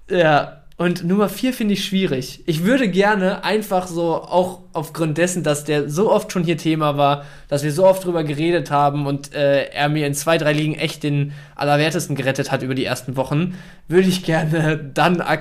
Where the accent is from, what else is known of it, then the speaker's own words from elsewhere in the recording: Dortmund, North Rhine-Westphalia, Germany; wenn wir wirklich über All-Time reden, dann habe ich so als, als Dortmunder natürlich direkt äh, DD im Kopf so.